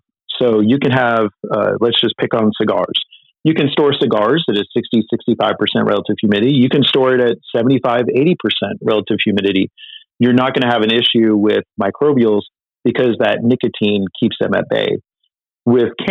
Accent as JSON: {"language": "English", "region": "Northern California", "country": "United States", "tie": "born or raised there", "said": "I grew up in Northern California"}